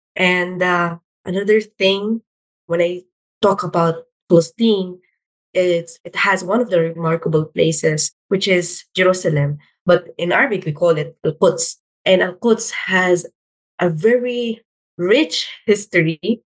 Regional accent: Philippines; I'm Filipino Arab

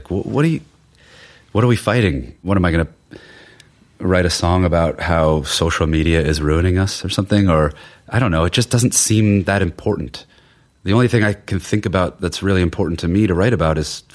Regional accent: Cuyahoga County, Ohio, United States; accent: Midwestern; moved away as an adult; now in Sweden; where I grew up was the one county, Cuyahoga County, that was it was blue

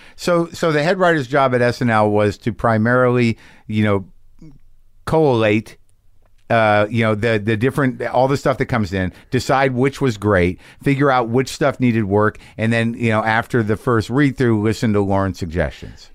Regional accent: Albuquerque, New Mexico, United States; moved away; You spend time in my hometown now.

